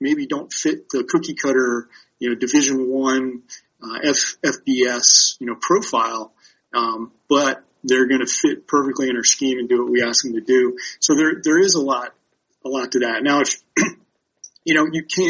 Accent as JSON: {"language": "English", "town": "Baltimore", "region": "Maryland", "country": "United States", "tie": "born or raised there", "said": "my hometown of Baltimore"}